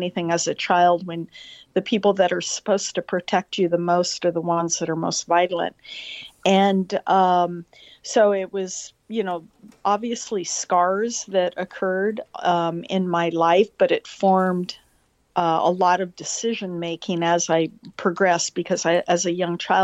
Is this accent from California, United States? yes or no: yes; Los Angeles, California, United States; I grew up in Eagle Rock, California, which is just a small community outside of Los Angeles